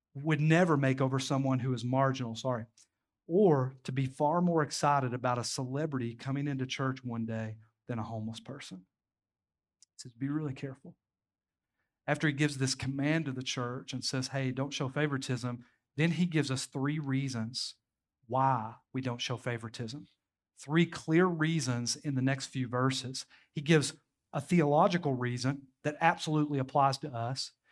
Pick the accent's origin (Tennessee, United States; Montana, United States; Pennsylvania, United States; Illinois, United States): Tennessee, United States; Knoxville; now in Crossville, United States; I grew up in the inner city of Knoxville